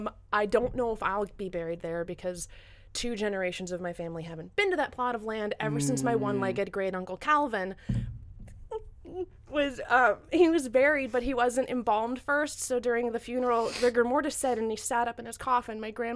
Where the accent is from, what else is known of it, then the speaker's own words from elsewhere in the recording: Pennsylvania, United States; Central Pennsylvania and Southern by extrac